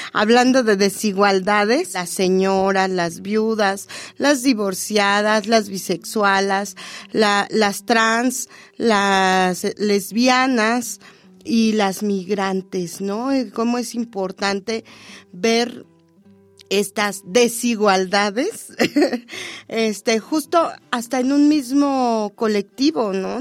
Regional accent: Mexico City, Mexico; desde La Habana, Tacuba, barrio de la Huichapan, Tacubita la Bella.

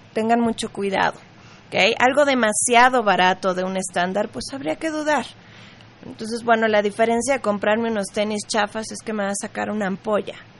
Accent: Mexico; en México, para empezar, somos fiesteros, somos latinos

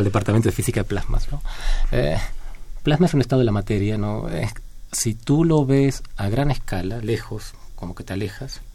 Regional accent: Argentina; now in Mexico; no soy de México, mi país original es de Argentina

